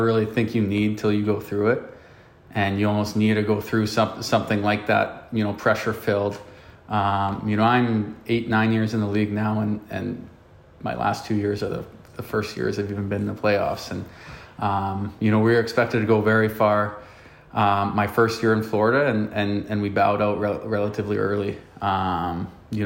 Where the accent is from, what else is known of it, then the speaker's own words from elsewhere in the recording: Canada; Growing up in Canada